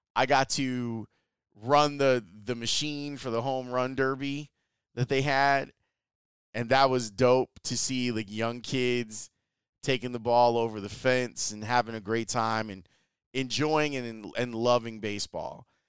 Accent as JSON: {"language": "English", "town": "Chicago", "region": "Illinois", "country": "United States", "tie": "born or raised there", "also_born_or_lived": "Flossmoor, Illinois", "said": "I grew up in Roseland, or I guess technically Washington Heights. A hundred and twelfth and Halsted, around there is where I grew up"}